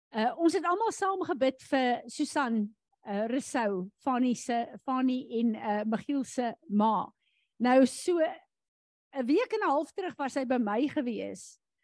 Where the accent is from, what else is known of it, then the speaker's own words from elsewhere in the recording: South Africa; as Afrikaners in hierdie land